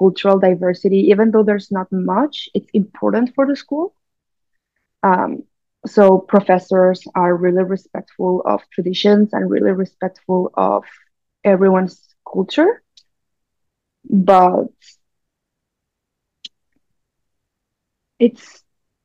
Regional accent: Mexico; moved away as an adult; now in Vancouver, Canada; I'm Mexican. I was born and raised in Mexico, and I moved to Vancouver a little bit over

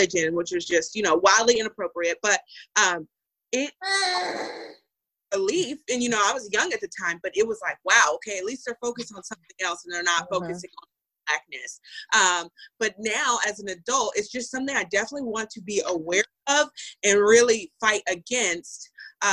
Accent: Houston, Texas, United States; moved away as an adult; now in California, United States; I grew up in Texas

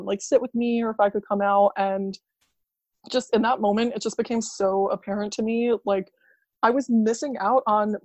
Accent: New York, United States; I'm from New York

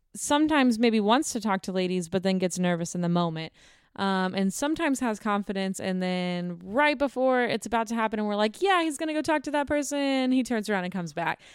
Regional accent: Houston, Texas, United States; moved away; I'm from the Houston area

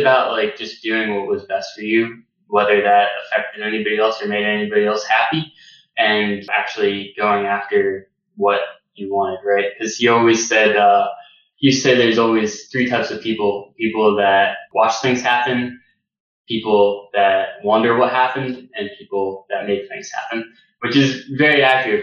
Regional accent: United States; I'm American

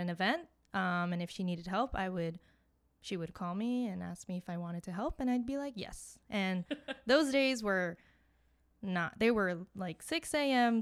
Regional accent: Miami, Florida, United States; moved away as an adult; now in Boston, United States; I am originally from Miami, but I came here for school

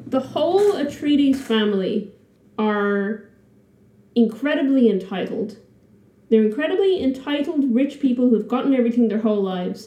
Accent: Ireland; I'm just too Irish

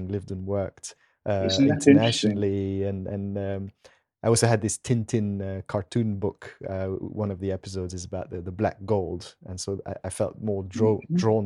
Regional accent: Geneva, Switzerland; I grew up in Geneva, but studied in the German part of Switzerland

